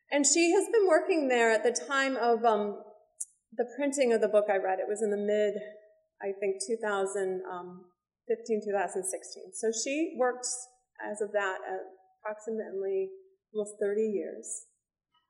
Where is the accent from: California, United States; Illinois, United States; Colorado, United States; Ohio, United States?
Illinois, United States; Chicago; Chicago, my hometown